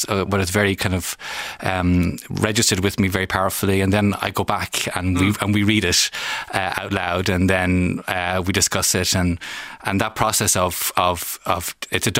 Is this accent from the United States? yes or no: no; Ireland; an Irish citizen